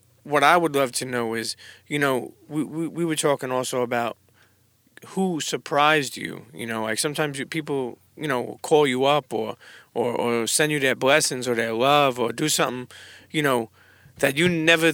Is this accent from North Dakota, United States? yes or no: no; New York City, New York, United States; moved away as an adult; now in New Jersey, United States; I grew up in Coney. I live in Brooklyn all my life